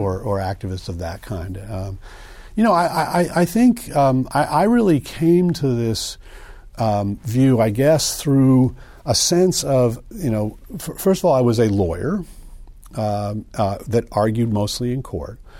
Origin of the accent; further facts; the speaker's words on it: United States; moved away as an adult; also born or lived in Princeton, New Jersey / New Haven, Connecticut / Evanston, Illinois / East Coast; I was born in Princeton, uh, raised outside of New Haven, Connecticut, and then in Evanston, Illinois, uh, but I've been on the East Coast ever since college.